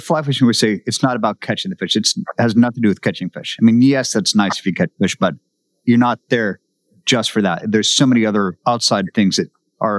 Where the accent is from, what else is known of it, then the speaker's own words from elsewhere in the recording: Seattle, Washington, United States; I'm from Seattle.